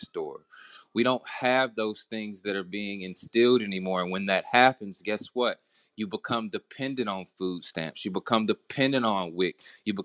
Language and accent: English; the South, United States; I'm from the South